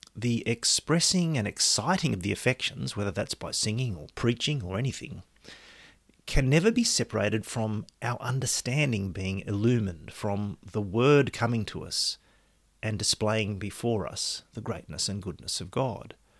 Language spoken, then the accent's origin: English; Australia; my citizenship is Australian